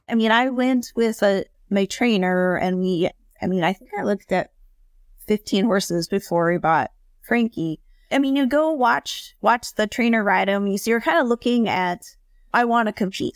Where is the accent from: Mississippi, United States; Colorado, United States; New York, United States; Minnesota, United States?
Minnesota, United States; Minneapolis; also born or lived in Chapel Hill, North Carolina; I'm from Minneapolis originally